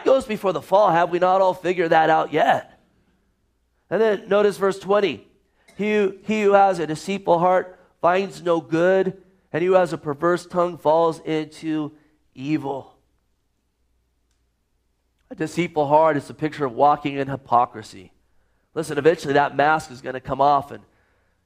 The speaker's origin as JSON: {"language": "English", "town": "Gilroy", "region": "California", "country": "United States", "tie": "born or raised there", "moved": "yes", "said": "I grew up in Gilroy, California"}